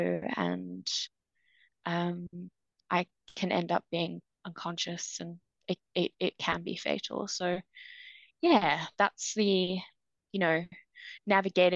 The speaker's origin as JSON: {"language": "English", "town": "Cape Town", "region": "Western Cape", "country": "South Africa", "tie": "born or raised there", "also_born_or_lived": "United Kingdom", "moved": "as an adult", "said": "So I'm originally from South Africa, and lived and grew up in Cape Town until I was 18."}